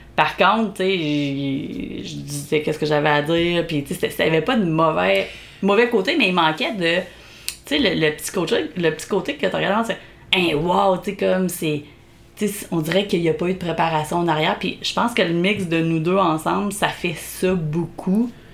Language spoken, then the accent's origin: French; Beauce, Quebec, Canada; accent: Beauceron; moved away as an adult; also born or lived in Montreal; mon accent beauceron